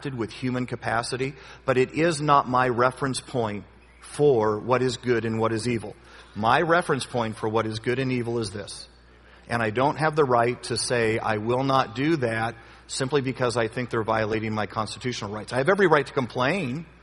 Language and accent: English; United States; I'm an American through and through, red, white, and blue